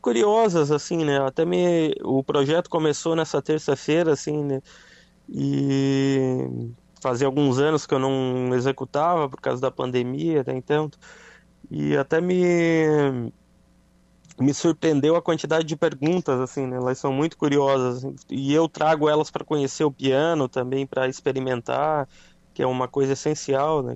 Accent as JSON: {"language": "Portuguese", "town": "Araranguá", "region": "Santa Catarina", "country": "Brazil", "tie": "born or raised there", "moved": "yes", "said": "minha cidade natal, Araranguá"}